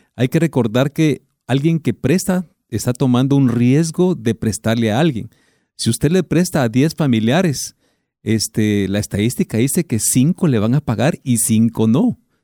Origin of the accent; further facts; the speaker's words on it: Guatemala; somos guatemaltecos